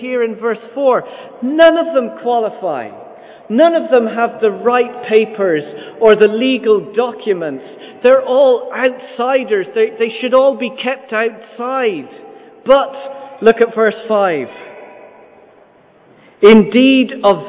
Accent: Ireland; also born or lived in London, United Kingdom; Lived there for the first 6 weeks of my life. And then my parents moved to Ireland. So I've been here 99.99% of my life

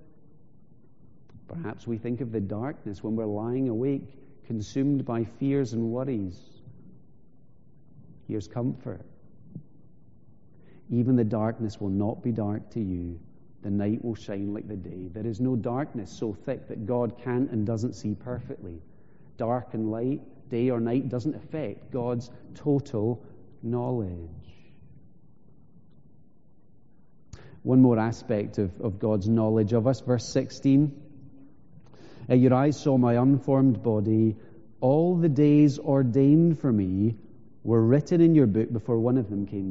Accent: Isle of Skye, Scotland, United Kingdom; When I was growing up in Skye, we used to hear stories. So I'm from the northwest of the island

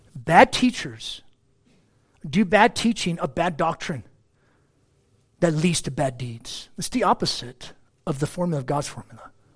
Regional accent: United States; I'm an American

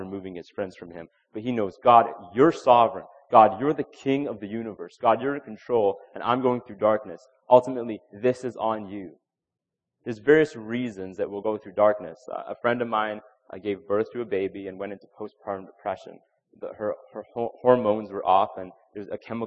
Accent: Canada; we have this pressure as Christians, as Canadian Christians, that we're polite people. As Canadians, we're polite

